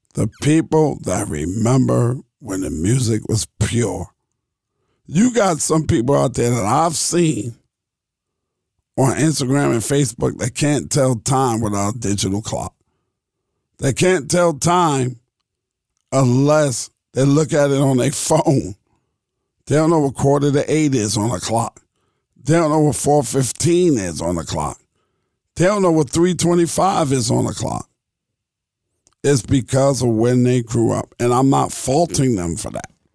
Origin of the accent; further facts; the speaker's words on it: New York City, New York, United States; also born or lived in Brooklyn, New York; I grew up in Queens, New York. I was born in Brooklyn, in Cumberland Hospital. I lived in Brooklyn till I was six, and then we moved to Queens.